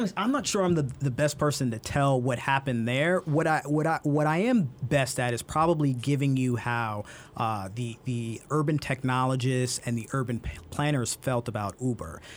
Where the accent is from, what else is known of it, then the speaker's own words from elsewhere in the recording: Brooklyn, New York, United States; growing up in Brooklyn, I had these neighbors who lived across the street